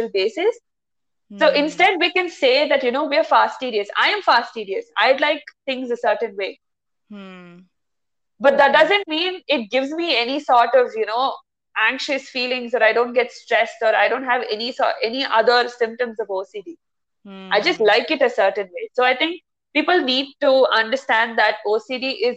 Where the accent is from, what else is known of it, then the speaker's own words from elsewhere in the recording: India; moved away as an adult; Born and brought up in India